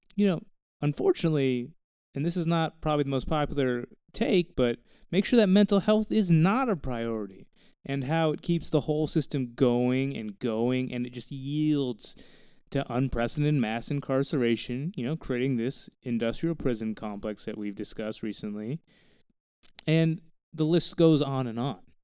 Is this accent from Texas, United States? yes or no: yes; Texas Panhandle, United States; I grew up in the Texas Panhandle.